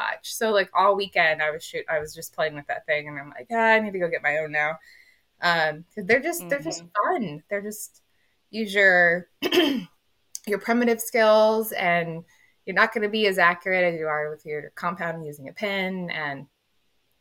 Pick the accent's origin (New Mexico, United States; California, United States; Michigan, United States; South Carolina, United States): California, United States; Phelan; So I grew up in Phelan, California, which is a ranch town